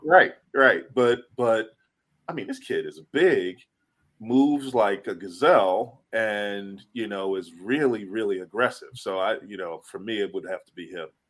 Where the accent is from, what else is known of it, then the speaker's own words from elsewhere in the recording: Philadelphia, Pennsylvania, United States; I grew up in Philly